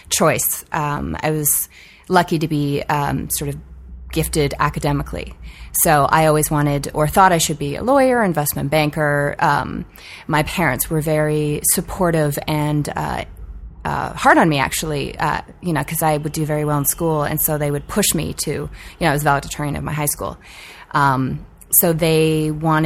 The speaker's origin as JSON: {"language": "English", "town": "Vancouver", "region": "British Columbia", "country": "Canada", "tie": "born or raised there", "said": "I grew up in Vancouver, Canada"}